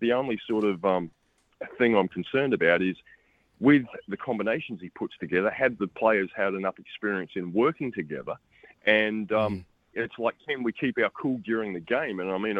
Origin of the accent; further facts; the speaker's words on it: Sydney, New South Wales, Australia; also born or lived in Queensland / Murchison, New Zealand; Born and raised in Sydney. I mean, my brother and I moved to Queensland when we were kids. I hated it so much I came home.